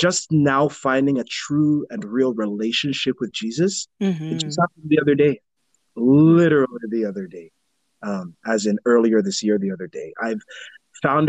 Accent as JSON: {"language": "English", "country": "Jamaica", "tie": "born or raised there", "also_born_or_lived": "United States", "moved": "yes", "lives_now": "Canada", "said": "I was born in Jamaica in the church"}